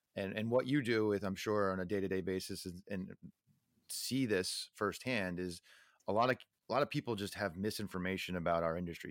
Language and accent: English; Neptune, New Jersey, United States; moved away; I grew up in Neptune, New Jersey